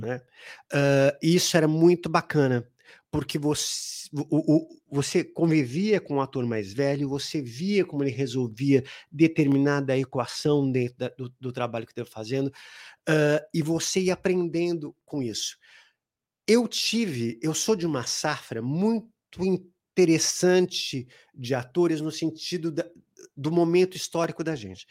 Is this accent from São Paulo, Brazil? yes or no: yes; São Paulo, Brazil; also born or lived in Ipiranga, São Paulo; eu saí lá da Zona Norte. Eu nasci em Ipiranga, mas aí fui morar na Zona Norte, ah, na Vila Gustavo.